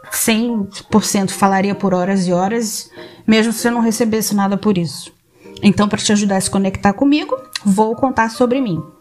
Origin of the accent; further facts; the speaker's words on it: Nova Iguaçu, Rio de Janeiro, Brazil; now in Algarve, Portugal; Sou de Nova Iguaçu, no Rio de Janeiro. Quem está escutando, que assim espero, vai pensar que eu não tenho sotaque do Rio. É porque eu morei em seis cidades diferentes no Brasil, em diferentes regiões nos Estados Unidos, nos cruzeiros, nos navios, né?